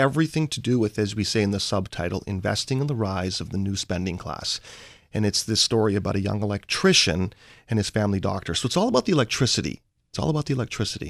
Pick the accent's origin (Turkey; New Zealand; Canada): Canada; Vancouver, British Columbia; I'm from Vancouver, Canada, and what software is to Seattle is what, let's say, energy, commodities, natural resources are to Vancouver, Canada